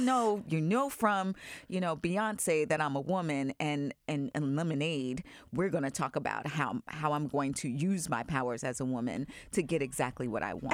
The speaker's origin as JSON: {"language": "English", "area": "Long Island", "region": "New York", "country": "United States", "tie": "born or raised there", "moved": "yes", "said": "I grew up in Long Island"}